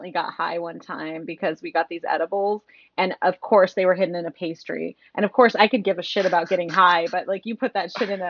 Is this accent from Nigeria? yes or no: no; Midwest, United States; I'm from the Midwest, you know.